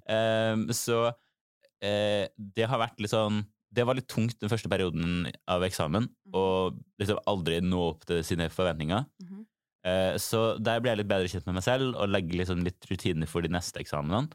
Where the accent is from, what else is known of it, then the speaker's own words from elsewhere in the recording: Trondheim, Trøndelag, Norway; moved away as an adult; min gjeng i Trondheim